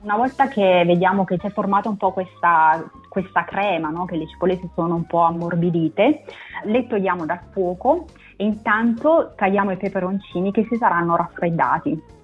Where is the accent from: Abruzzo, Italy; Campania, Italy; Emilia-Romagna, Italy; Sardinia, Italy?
Campania, Italy; Naples; now in Newcastle, United Kingdom; sono napoletana